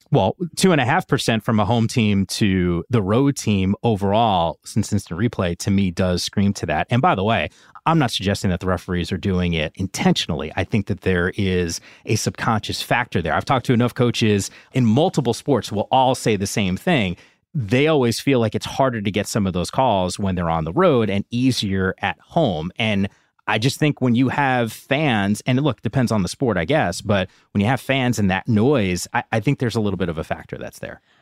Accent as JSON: {"language": "English", "region": "Northeast", "country": "United States", "tie": "born or raised there", "said": "I grew up in the Northeast"}